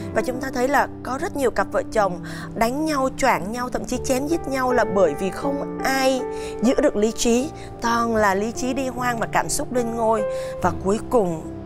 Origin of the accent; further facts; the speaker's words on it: Southern Vietnam, Vietnam; accent: mix of northern and southern; also born or lived in Hanoi; em được đặc biệt là gốc là gái Hà Nội à. nhưng em lại lớn và trưởng thành ở trong miền nam à. nên cái giọng của em nó lại pha giữa vùng miền bắc và nam